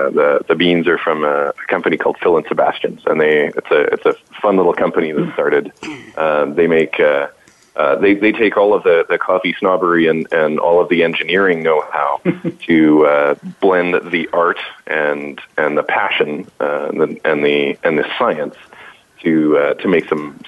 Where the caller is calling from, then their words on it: Calgary, Alberta, Canada; Calling from Calgary, Alberta, right next to the beautiful skiing at Banff and Lake Louise.